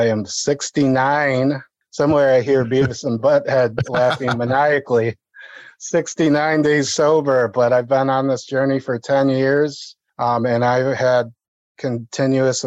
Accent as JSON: {"language": "English", "town": "Toledo", "region": "Ohio", "country": "United States", "said": "I am from Holy Toledo, Ohio"}